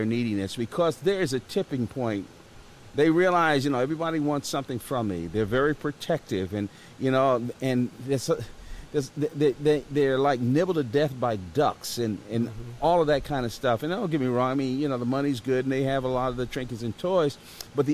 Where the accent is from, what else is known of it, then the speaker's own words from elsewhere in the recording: Atlanta, Georgia, United States; I'm from Atlanta